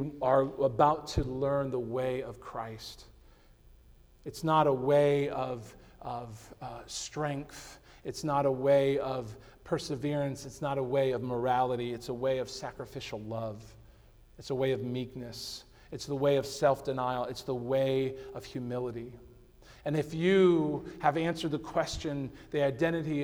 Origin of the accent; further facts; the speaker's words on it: Connecticut, United States; I grew up in Connecticut